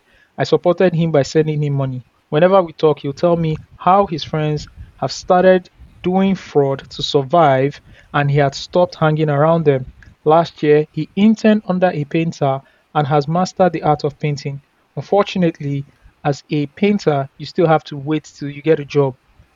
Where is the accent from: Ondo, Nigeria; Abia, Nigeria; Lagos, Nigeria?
Abia, Nigeria; Aba; moved away; Before I left the country 5 years ago, I grew up in Abba.